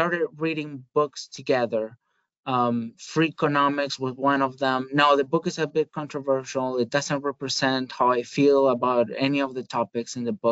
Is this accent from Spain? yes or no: yes; Spain; moved away; I am originally from Spain. I am not from the Basque Country